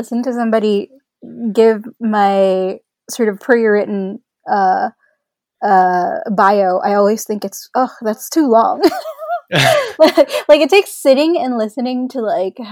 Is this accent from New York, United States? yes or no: yes; New York City, New York, United States; also born or lived in Philippines; I was born in the Philippines, and then I immigrated to the US with my family when I was around 10 years old. And we moved to Elmhurst, Queens